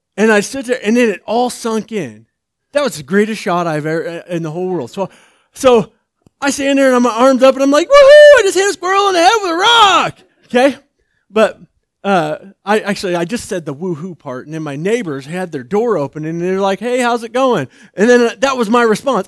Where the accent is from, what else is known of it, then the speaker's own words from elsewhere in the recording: outside of Atlanta, Georgia, United States; I was born outside of Atlanta, Georgia, uh, in the back of a pickup truck